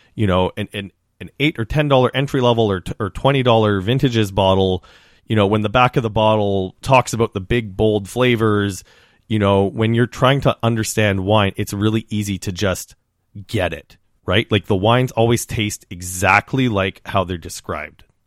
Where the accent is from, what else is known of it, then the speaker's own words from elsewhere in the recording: Saskatchewan, Canada; I come from Saskatchewan, which is a region well known for grain, but also for its beef production.